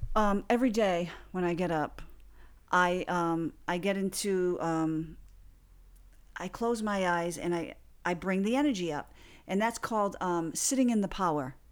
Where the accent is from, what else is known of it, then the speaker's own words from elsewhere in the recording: Fall River, Massachusetts, United States; my hometown of Fall River, Massachusetts